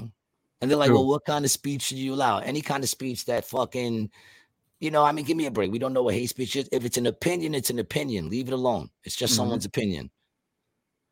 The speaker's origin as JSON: {"language": "English", "country": "United States", "said": "I love being an American"}